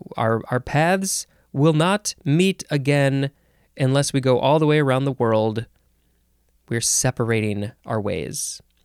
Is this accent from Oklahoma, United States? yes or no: no; Chicago, Illinois, United States; I grew up in the Chicago area